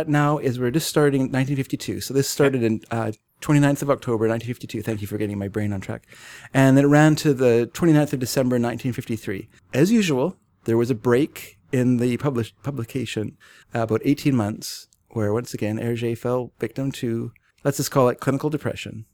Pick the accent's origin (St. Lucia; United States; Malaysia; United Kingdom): United Kingdom; England; I'm English